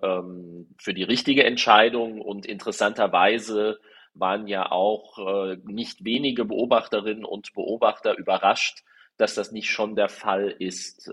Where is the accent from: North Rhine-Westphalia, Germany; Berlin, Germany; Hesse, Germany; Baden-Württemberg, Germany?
Hesse, Germany; Darmstadt-Dieburg district; hier im Landkreis Darmstadt-Dieburg gab es das auch, äh, wo ich herkomme